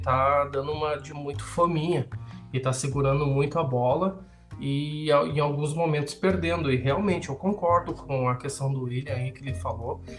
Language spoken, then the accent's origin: Portuguese; Brazil; eu sou brasileiro